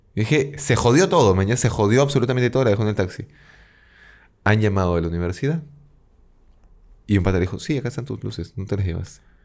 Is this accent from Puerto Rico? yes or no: no; Peru; A ser profeta en mi tierra